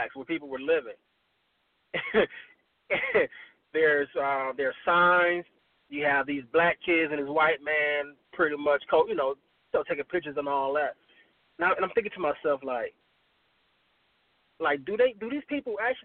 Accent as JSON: {"language": "English", "town": "Miami", "region": "Florida", "country": "United States", "moved": "yes", "lives_now": "Tallahassee, United States", "said": "I'm originally from Miami"}